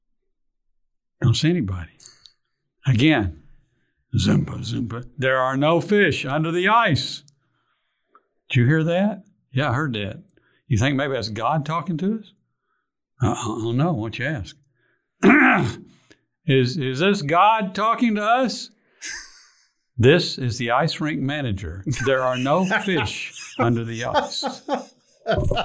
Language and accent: English; Fort Worth, Texas, United States; also born or lived in Houston / Arlington; I grew up in Fort Worth, on the east side of Fort Worth.